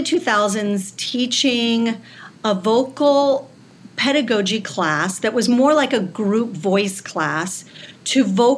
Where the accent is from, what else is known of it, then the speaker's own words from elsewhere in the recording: Southern California, United States; also born or lived in Michigan; now in New York, United States; I grew up in Southern California, right by Disneyland